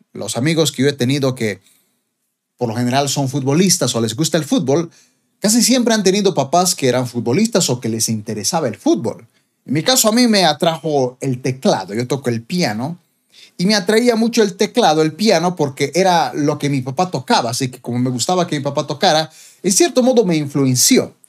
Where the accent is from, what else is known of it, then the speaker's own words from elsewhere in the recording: Bolivia; como boliviano